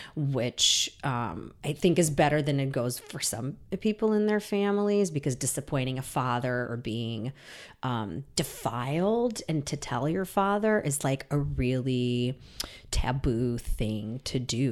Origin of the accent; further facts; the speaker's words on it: Saint Petersburg, Russia; moved away; I was born in Leningrad, and now that's Saint Petersburg